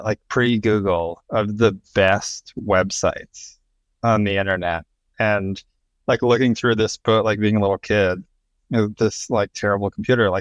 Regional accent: Wisconsin, United States; I'm from Wisconsin. It's like farm town, Wisconsin

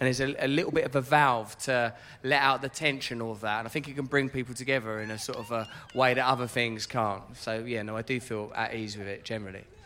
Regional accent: Grays, East of England, United Kingdom; I'm from Grays

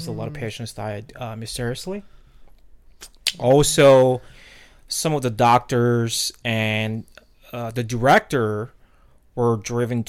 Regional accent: South Korea; moved away; I'm originally from South Korea

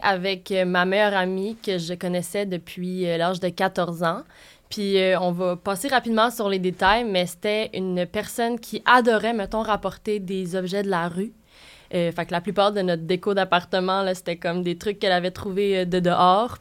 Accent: Sherbrooke, Quebec, Canada; moved away as an adult; also born or lived in Jonquière; now in Montreal, Canada; je viens de Sherbrooke, puis j'ai fait mon secondaire là-bas

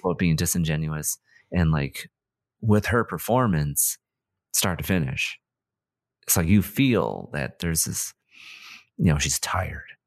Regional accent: United States; as an American

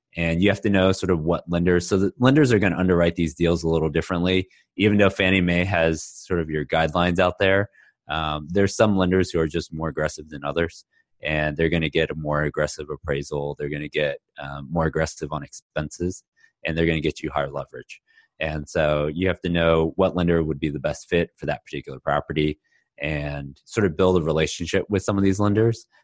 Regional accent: Houston, Texas, United States; also born or lived in Austin; now in Dallas, United States; I was born and raised in Houston, went to school in Austin, and I've been in Dallas for twelve years now.

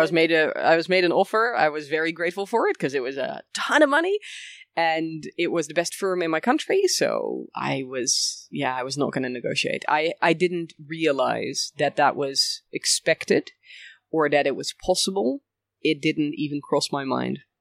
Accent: Bussum, North Holland, Netherlands; also born or lived in village near Rotterdam, Netherlands; we moved when I was about five years old to another place in the Netherlands, um, Bussum to be precise, near Amsterdam.

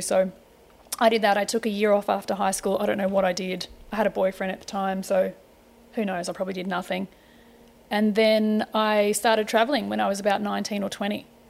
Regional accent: Melbourne, Victoria, Australia; moved away as an adult; also born or lived in Sydney, Australia / Greece / Turkey / London; now in United States; born in Sydney, Dad was located up there for work. Um, when I was about two, we moved back to Melbourne. Uh, grew up in Melbourne

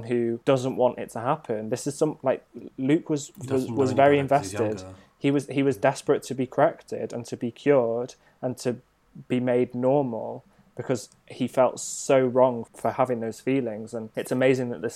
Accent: North Wales, United Kingdom; Growing up in North Wales

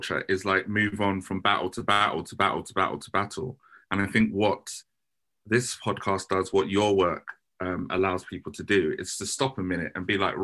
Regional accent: Croydon, London, United Kingdom; the trauma that I had to go through growing up in Croydon

